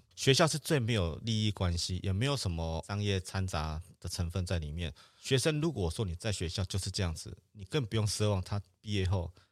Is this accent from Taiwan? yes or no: yes; Taiwan; 我是台湾来的